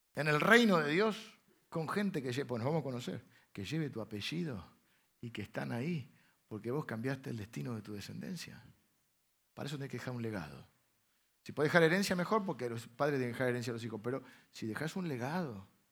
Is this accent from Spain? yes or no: no; Argentina; accent: Argentine; sos muy argentino